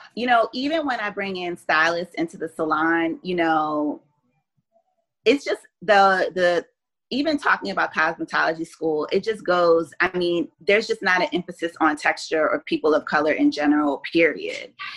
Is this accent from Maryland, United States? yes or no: yes; Columbia, Maryland, United States; moved away as an adult; also born or lived in Pennsylvania / Washington, D.C. / Beijing; now in South Florida, United States; I was born in Columbus, Ohio, but I was raised in Columbia, Maryland